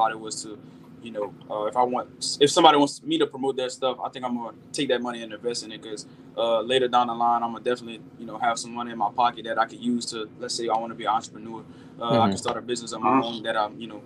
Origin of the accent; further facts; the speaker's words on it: Opelousas, Louisiana, United States; moved away; I grew up in Opelousas, Louisiana, a small town about 45 minutes away from Baton Rouge, Louisiana.